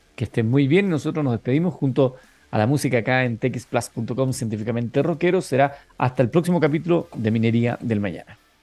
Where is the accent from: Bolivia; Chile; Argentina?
Chile; nosotros como, como chilenos